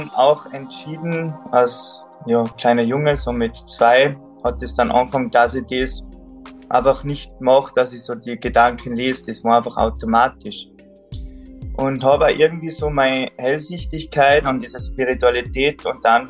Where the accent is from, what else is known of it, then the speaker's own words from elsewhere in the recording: Salzburg, Austria; Also gebürtig komme ich aus Salzburg, vom Berg, Bergbauer, auf über 1000 Meter, da bin ich aufgewachsen.